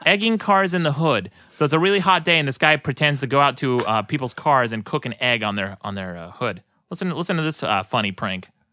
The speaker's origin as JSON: {"language": "English", "region": "Utah", "country": "United States", "tie": "born or raised there", "also_born_or_lived": "Los Angeles", "moved": "yes", "said": "people I grew up with in Utah"}